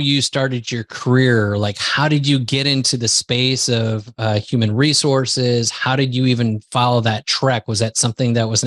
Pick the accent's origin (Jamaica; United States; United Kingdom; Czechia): United States; moved away as an adult; now in Lisbon, Portugal; I grew up in the United States